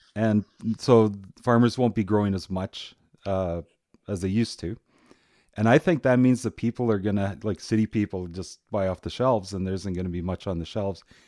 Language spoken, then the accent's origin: English; Burglar area, Manitoba, Canada; I grew up around Burglar area